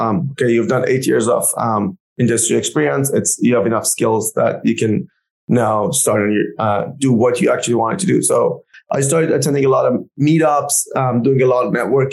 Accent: Canada; as a Canadian

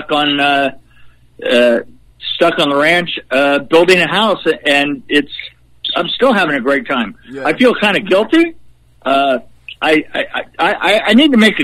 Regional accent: West Coast, United States; moved away as an adult; now in Nashville area, United States; I've been a West Coast boy all my life

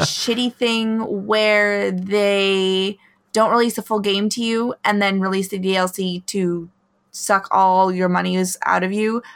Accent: Alaska, United States; moved away; where I grew up in Alaska

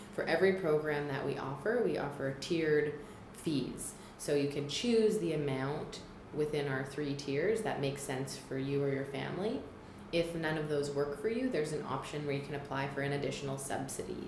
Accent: Toronto, Ontario, Canada; moved away as an adult; also born or lived in National Capital Region; now in Ottawa, Canada; I am new to the National Capital Region. I grew up in Toronto

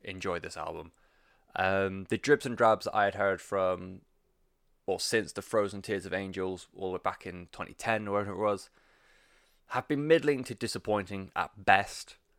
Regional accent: United Kingdom; I'm British

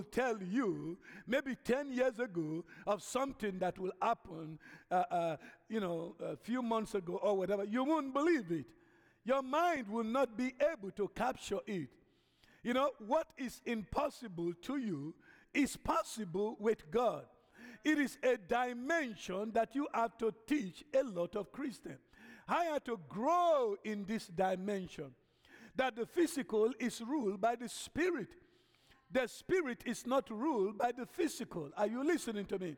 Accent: Nigeria; moved away as an adult; now in United States; originally, I'm an African from Nigeria. Okay, I've been here now going to almost 40 years.

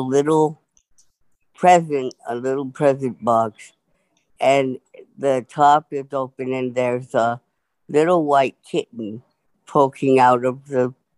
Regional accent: Salem, Oregon, United States; I'm from Salem, Oregon.

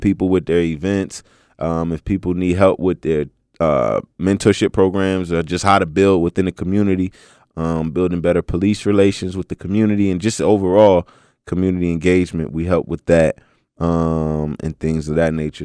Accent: Philadelphia, Pennsylvania, United States; moved away; I'm originally from Philly, so I used to live out here

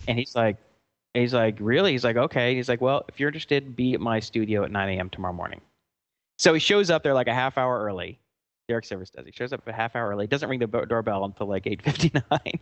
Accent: Atlanta, Georgia, United States; moved away; we're from Atlanta

